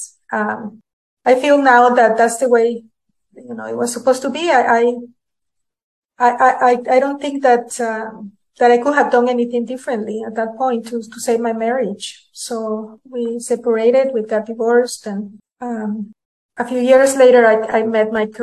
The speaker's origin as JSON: {"language": "English", "region": "Managua", "country": "Nicaragua", "tie": "born or raised there", "also_born_or_lived": "San Francisco, California", "moved": "as an adult", "lives_now": "Utah, United States", "said": "I was born in Managua, Nicaragua"}